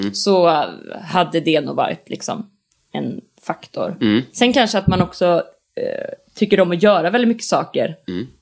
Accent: Borås, Västra Götaland, Sweden; moved away as an adult; now in Stockholm, Sweden; jag har en jättebra relation till min hemstad. Jag tycker om Borås väldigt mycket

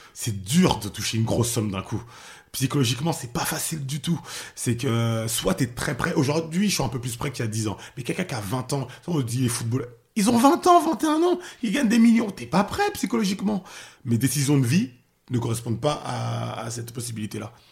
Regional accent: outer suburbs of Paris, near the edge of Picardy, Île-de-France, France; also born or lived in Haiti (ancestry); now in Pavillons-sous-Bois, France; j'ai grandi en banlieue, euh, banlieue lointaine, loin de Paris, enfin c'est la limite de la Picardie

